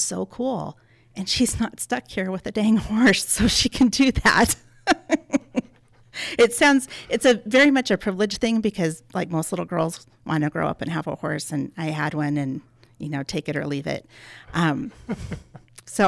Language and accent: English; Helena Valley, Montana, United States; we grew up out in the Helena Valley, and my whole family is very into horses.